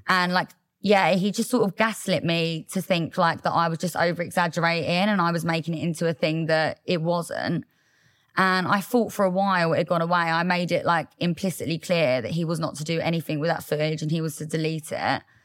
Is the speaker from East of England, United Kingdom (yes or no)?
yes; Loughton, East of England, United Kingdom; I grew up in Essex.